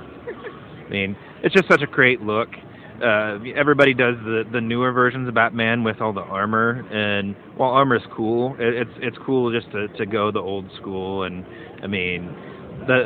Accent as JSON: {"language": "English", "town": "Kansas City", "country": "United States", "said": "I'm from the Kansas City area"}